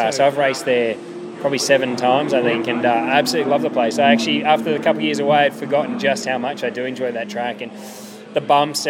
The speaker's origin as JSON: {"language": "English", "town": "Adelaide", "region": "South Australia", "country": "Australia", "said": "at home in Adelaide"}